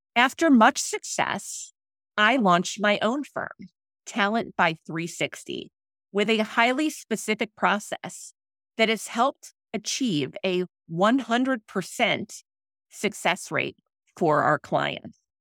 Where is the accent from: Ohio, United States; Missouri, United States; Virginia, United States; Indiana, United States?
Missouri, United States; St. Louis; moved away as an adult; also born or lived in Philadelphia; we returned to my hometown of Saint Louis.